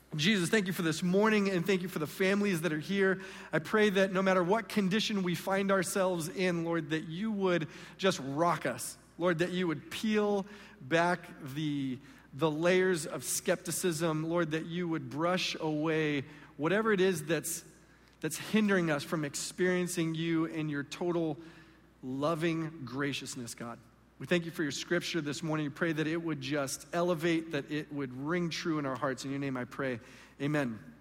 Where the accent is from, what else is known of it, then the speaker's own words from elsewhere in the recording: Southern California, United States; also born or lived in Mexico / San Diego; I am from Southern California